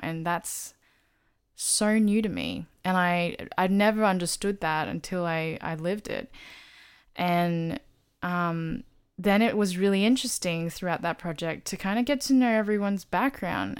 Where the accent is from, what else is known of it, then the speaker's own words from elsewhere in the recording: Australia; I'm Australian born, Taiwanese, Chinese